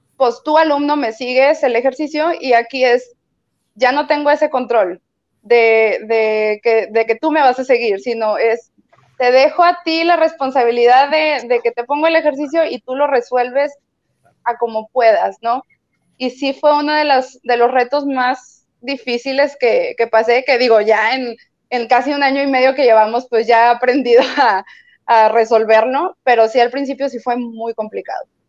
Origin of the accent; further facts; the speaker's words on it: Torreón, Coahuila, Mexico; now in Monterrey, Mexico; yo no soy de aquí de Monterrey, yo soy de Torreón